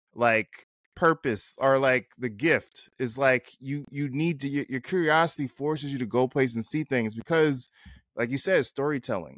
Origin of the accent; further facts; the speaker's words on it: North New Jersey, United States; moved away as an adult; also born or lived in Atlanta / Los Angeles / Baltimore; I lived in L A, and we're from North New Jersey